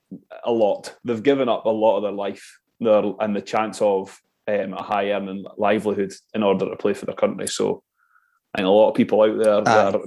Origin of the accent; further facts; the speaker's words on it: Scotland, United Kingdom; It's just part of being Scottish, isn't it?